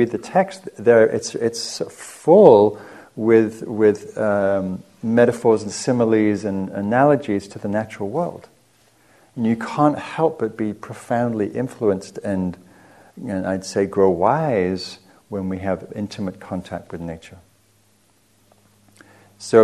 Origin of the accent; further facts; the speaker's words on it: England, United Kingdom; moved away as an adult; also born or lived in Marin County, California; now in United States; so I'm from England. I came over here in the early 90s